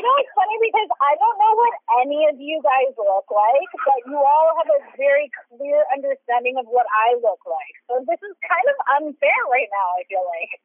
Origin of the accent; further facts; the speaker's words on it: Canada; I'm Canadian